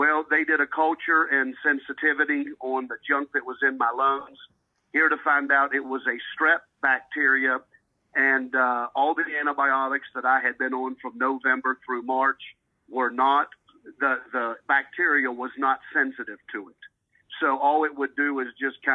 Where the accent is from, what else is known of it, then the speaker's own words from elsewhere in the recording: Keyser, West Virginia, United States; moved away; I had one at home in Kaiser, West Virginia, which is my hometown